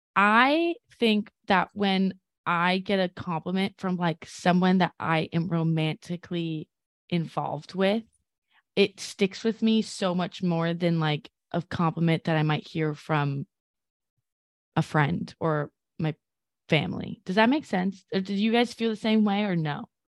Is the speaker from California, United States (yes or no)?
yes; California, United States; now in New York, United States; I'm from California